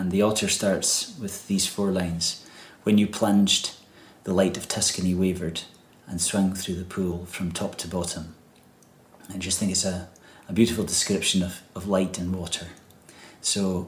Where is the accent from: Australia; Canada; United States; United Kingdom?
United Kingdom; the Highlands of Scotland; from the Highlands of Scotland, and I guess most of my music is inspired by nature and the landscape around me